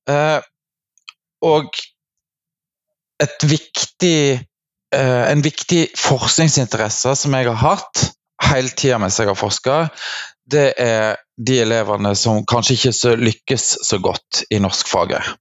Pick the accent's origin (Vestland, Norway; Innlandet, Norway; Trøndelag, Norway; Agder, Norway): Vestland, Norway; jeg kommer fra Hardanger. Det er mange som lurer på når de hører meg snakke, hvor jeg kommer fra, for jeg har en ganske utvatna dialekt.